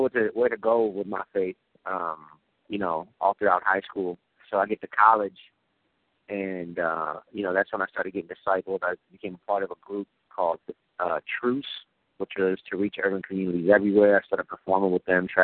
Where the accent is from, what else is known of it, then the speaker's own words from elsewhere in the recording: Syracuse, New York, United States; I grew up in New York, in Syracuse, New York, single-parent home, me and my mom